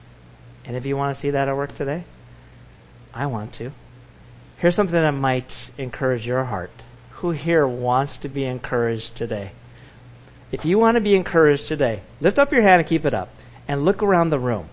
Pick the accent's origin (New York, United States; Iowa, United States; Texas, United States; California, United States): California, United States; Orange County; growing up in Orange County, California